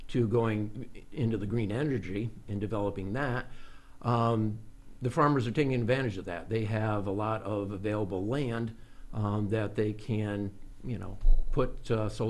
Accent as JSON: {"language": "English", "town": "Peterboro", "region": "New York", "country": "United States", "tie": "born or raised there", "said": "I'm originally from Madison County, a little town called Peterborough, and lived in an agricultural community"}